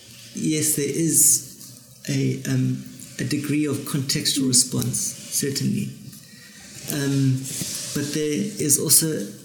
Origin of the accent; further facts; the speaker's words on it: Cape Town, Western Cape, South Africa; But layering started very much in Johannesburg, and I came from Cape Town with this very distilled language, this very kind of insular, simplistic, stylized line